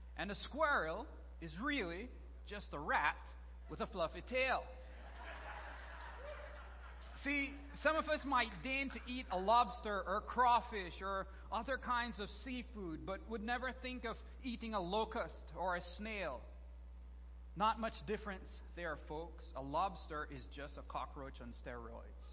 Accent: Belize; moved away; I'm originally from Belize

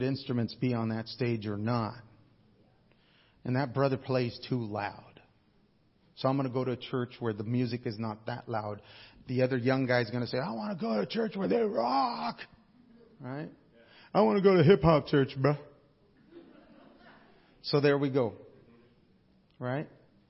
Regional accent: Alaska, United States; I come from Alaska

